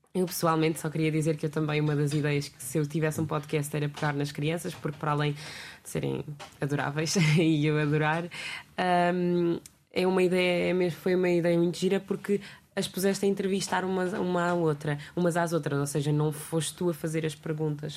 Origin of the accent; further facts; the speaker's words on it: Almada, Setúbal, Portugal; eu sou aqui perto, mas pronto, já é considerado Sul, sou da Almada